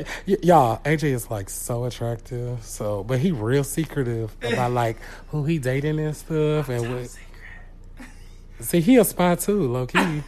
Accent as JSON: {"language": "English", "town": "Houston", "region": "Texas", "country": "United States", "said": "I came from Houston, so yeah, there's a lot of that out there."}